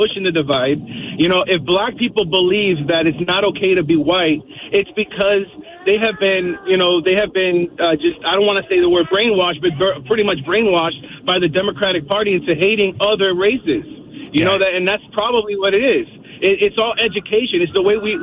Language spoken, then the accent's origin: English; Miami, Florida, United States; I grew up in Liberty City, which is one of the toughest neighborhoods